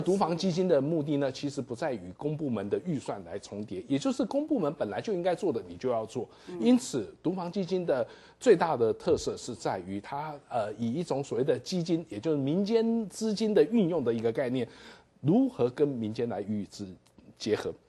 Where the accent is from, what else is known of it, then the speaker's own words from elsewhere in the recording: Taiwan; 我们台湾人